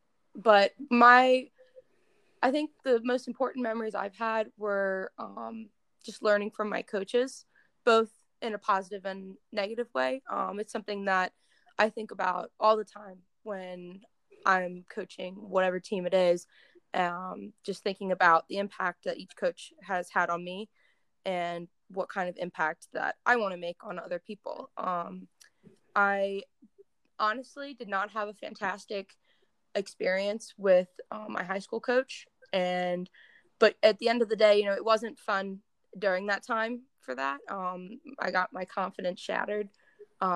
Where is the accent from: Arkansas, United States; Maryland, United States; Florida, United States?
Maryland, United States; Clarksville; I grew up in Clarksville, Maryland